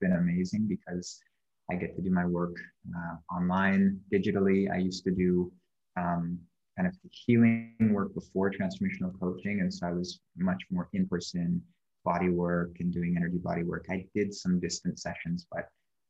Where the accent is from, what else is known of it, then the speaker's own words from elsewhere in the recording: Canada; moved away as an adult; now in Bali, Indonesia; I was born in Canada. And I lived there for 28 and a half years.